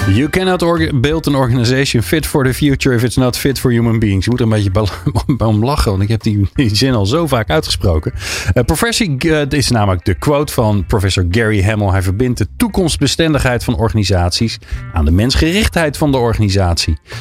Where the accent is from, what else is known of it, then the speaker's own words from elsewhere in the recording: about 15 km from Delft, South Holland, Netherlands; ik ben, nou, ik denk een kilometer of 15 bij Delft vandaan geboren